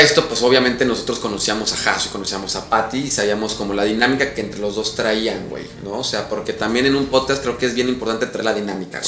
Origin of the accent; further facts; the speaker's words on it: Mexico City, Mexico; also born or lived in Chihuahua / Cozumel; now in Riviera Maya, Mexico; yo soy chilango